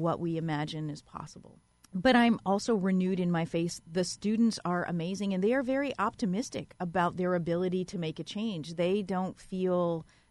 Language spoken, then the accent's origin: English; Louisiana, United States; now in Ithaca, United States; I grew up in Louisiana and I know a lot about hurricanes